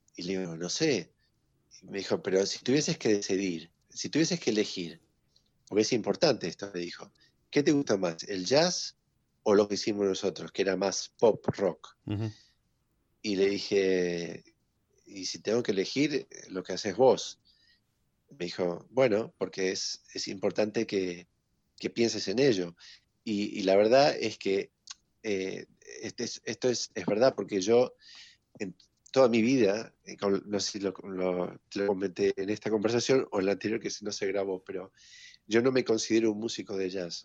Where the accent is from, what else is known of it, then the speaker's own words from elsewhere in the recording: Villa Ballester, Buenos Aires Province, Argentina; en otro colegio alemán que hay en Villa Ballester, de donde yo vengo